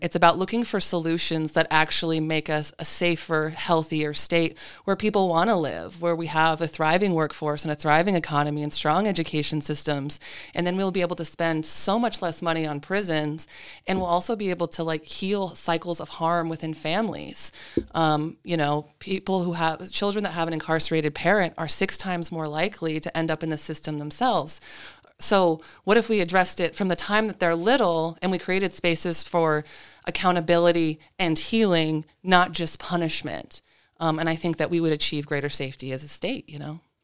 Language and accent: English; Alaska, United States; I'm a lifelong Alaskan. I've had the honor of growing up on Danina lands.